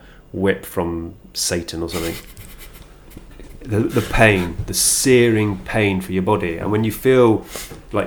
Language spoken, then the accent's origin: English; Worcestershire, West Midlands, United Kingdom; now in London, United Kingdom; I grew up just down the road from Warwickshire. I grew up in Worcestershire.